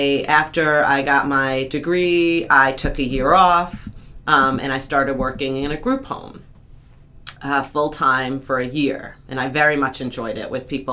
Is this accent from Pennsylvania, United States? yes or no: no; Long Island, New York, United States; I grew up in New York, Long Island